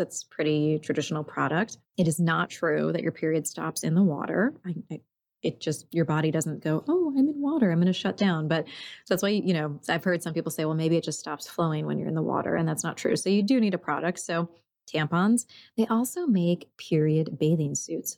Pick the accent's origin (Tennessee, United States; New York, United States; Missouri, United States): New York, United States; now in Oregon, United States; I grew up in New York.